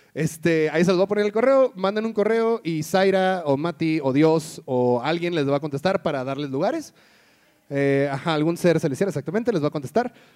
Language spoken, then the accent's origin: Spanish; Tijuana, Baja California, Mexico; now in Mexico City, Mexico; crecí en Tijuana